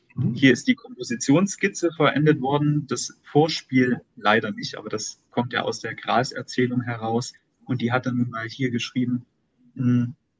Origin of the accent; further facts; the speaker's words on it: Dresden region, Saxony, Germany; also born or lived in Weimar; ich bin hier in der Region Dresden aufgewachsen, äh, geboren und habe mein Abitur gemacht